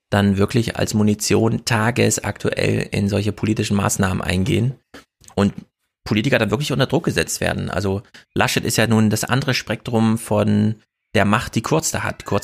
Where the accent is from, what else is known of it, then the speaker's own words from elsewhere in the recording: Thuringia, Germany; als Thüringer